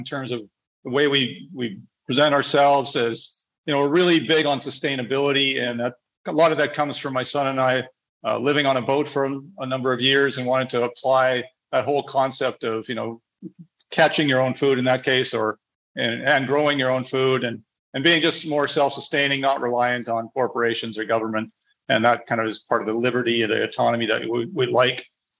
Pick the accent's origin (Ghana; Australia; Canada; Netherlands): Canada; moved away as an adult; also born or lived in Honduras / Panama; now in Latin America; As Mikkel said, I'm originally from Canada, a Canadian citizen, but I'm a resident of several countries down here in Latin America, and really make my home in a number of the countries here with my wife, Andrea.